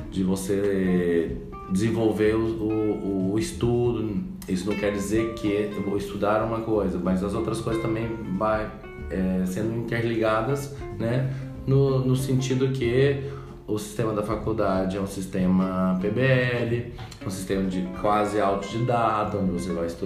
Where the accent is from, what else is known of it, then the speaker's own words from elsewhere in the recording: Goiânia, Goiás, Brazil; É, sou de Goiânia, é, nasci lá mesmo.